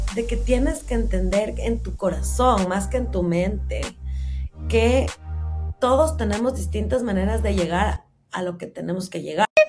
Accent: Ecuador; moved away as an adult; hace ya van a ser ocho meses que salí de Ecuador

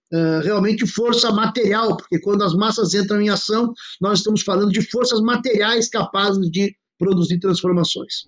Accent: Porto Alegre, Rio Grande do Sul, Brazil; eu sou de Porto Alegre

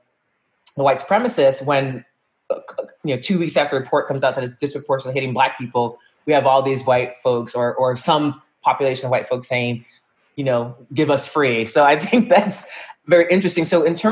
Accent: United States; also born or lived in Connecticut; growing up in New York, between New York and Connecticut

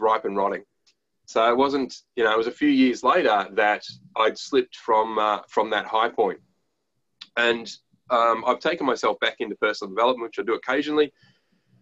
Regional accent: Australia

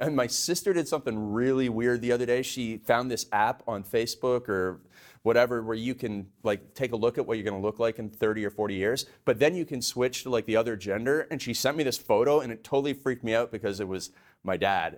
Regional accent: Canada; I grew up in Canada. We had a beef cattle ranch.

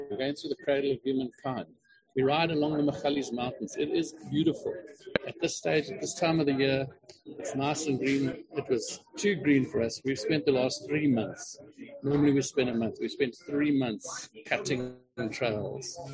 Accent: Queenstown, Eastern Cape, South Africa; I grew up in the Eastern Cape. I grew up in a little town called Queenstown

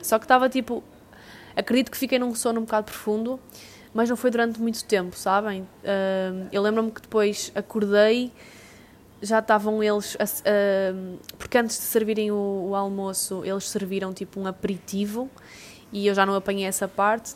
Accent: Portugal

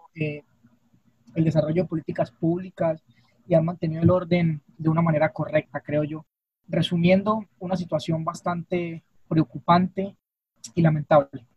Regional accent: Cúcuta, Norte de Santander, Colombia; Vengo en representación del, Departamento de Norte de Santander, específicamente la ciudad de Cúcuta

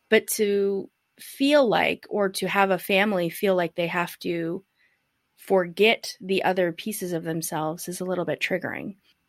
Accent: United States; I'm white. I'm from America.

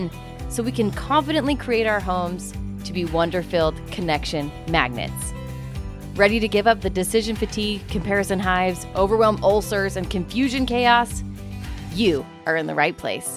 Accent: Utah, United States; I'm from Utah

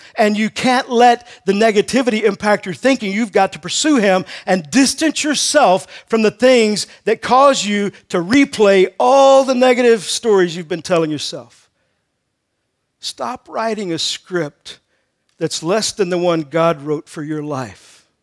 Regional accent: Texas, United States; I grew up in Texas

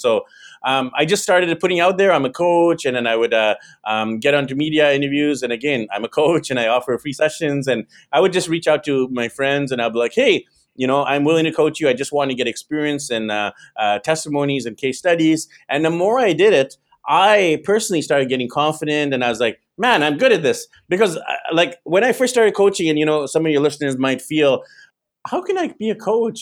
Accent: Vancouver, British Columbia, Canada; moved away as an adult; now in Manila, Philippines; So I'm actually originally from Vancouver, BC, Canada. That's where I was born, raised.

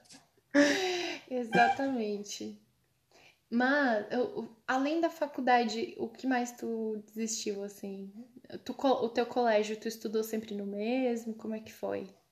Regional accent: Cocal, Brazil; moved away; eu sou de Cocal. Ah. Ah, tá. Eu estudei em Cocal primeiro. Eu estudei a vida inteira em colégio público

